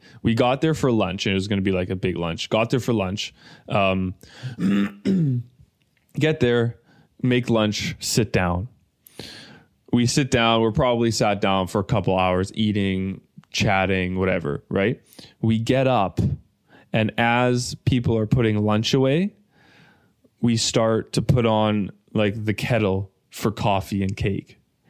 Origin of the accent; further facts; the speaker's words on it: Germany; My hometown is Germany, yeah.